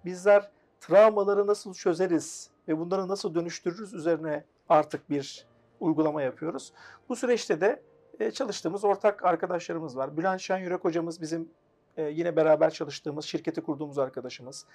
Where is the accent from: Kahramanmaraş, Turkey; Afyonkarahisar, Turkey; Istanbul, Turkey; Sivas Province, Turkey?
Afyonkarahisar, Turkey; 1983 Afyon, Karahisar doğumluyum. Ee, üniversite öğrenimi Afyon'da yaptım kendi memleketimde.